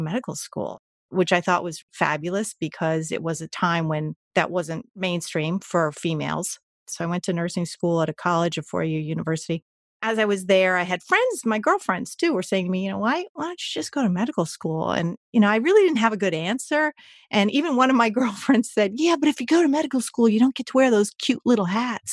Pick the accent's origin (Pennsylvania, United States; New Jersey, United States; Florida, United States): New Jersey, United States; I grew up in New Jersey, second generation American